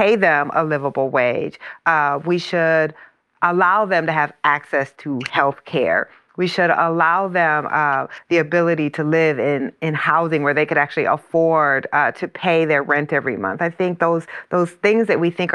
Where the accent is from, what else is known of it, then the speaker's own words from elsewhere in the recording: Iowa, United States; the plant in my hometown is in Iowa